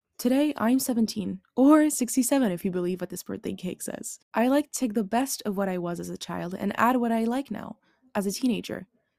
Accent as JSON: {"language": "English", "town": "Neuilly-sur-Seine", "region": "Île-de-France", "country": "France", "tie": "born there", "said": "I was born in Neuilly-sur-Seine, a town in the west of Paris, from an Algerian father and a Franco-Algerian mother. So maybe you guessed it, but I am very Algerian."}